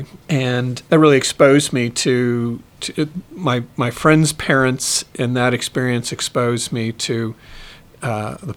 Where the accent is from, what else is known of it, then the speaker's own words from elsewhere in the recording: Bloomington, Indiana, United States; also born or lived in Virginia; now in Colorado, United States; I grew up in Bloomington, Indiana, which is where Indiana University is